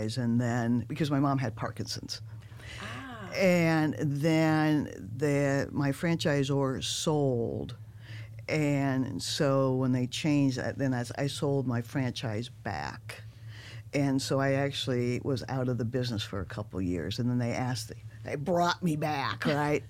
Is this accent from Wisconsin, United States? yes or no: yes; Wisconsin, United States; now in St. Louis, United States; I grew up in Wisconsin